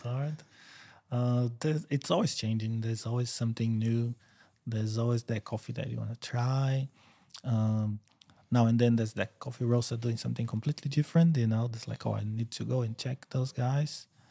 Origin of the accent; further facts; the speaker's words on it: São Paulo, Brazil; moved away as an adult; now in Queensland, Australia; I grew up São Paulo. It's the biggest city in South America